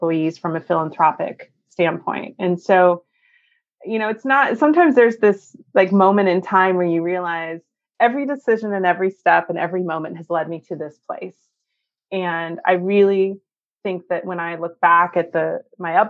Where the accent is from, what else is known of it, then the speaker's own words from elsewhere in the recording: Northern California, United States; I was born and raised in Northern California and was raised in a very small town